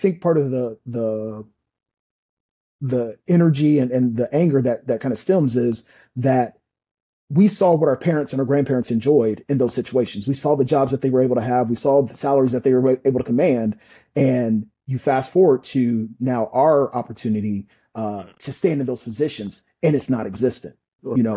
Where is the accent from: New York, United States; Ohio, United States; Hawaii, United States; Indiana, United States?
Indiana, United States; moved away; I'm again from Indiana. I'm from a General Motors town.